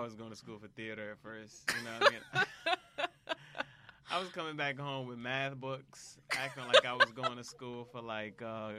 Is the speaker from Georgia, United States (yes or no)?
yes; Atlanta, Georgia, United States; born there; also born or lived in Nigeria; So I was born in Atlanta, Georgia.